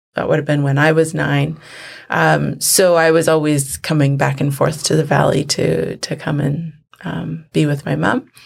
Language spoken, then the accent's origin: English; Vancouver, British Columbia, Canada; also born or lived in Lac La Hache; I grew up in the city, in Vancouver. Um, we moved to Vancouver when I was about four years old